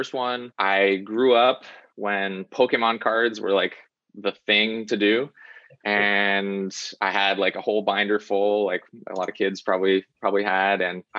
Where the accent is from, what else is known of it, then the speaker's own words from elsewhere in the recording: Virginia, United States; also born or lived in North Carolina; The first 7 years of my life were in North Carolina, and then we moved to Virginia. My dad was military, and then I spent my formative years in Virginia.